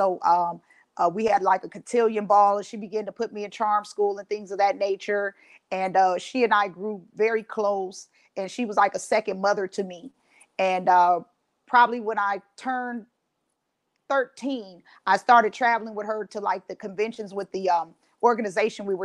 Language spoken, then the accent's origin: English; Los Angeles, California, United States; now in Ohio, United States; I'm originally from Los Angeles, California, and I've relocated to Ohio.